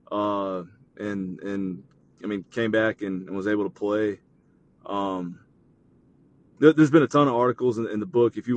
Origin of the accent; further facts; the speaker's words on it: the South, United States; well, no, like definitely growing up in the South, you know, you see tornadoes